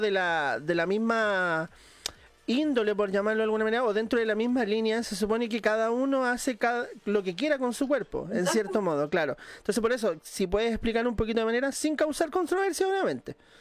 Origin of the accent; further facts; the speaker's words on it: Valparaíso, Chile; como yo también soy de Valparaíso